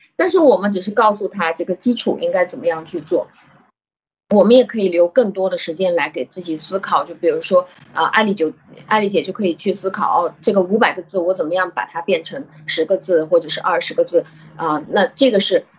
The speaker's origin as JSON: {"language": "Chinese", "country": "China", "said": "我们中国人"}